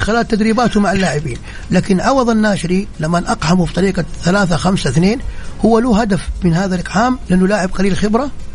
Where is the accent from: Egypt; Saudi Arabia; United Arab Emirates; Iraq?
Saudi Arabia; كلنا كسعوديين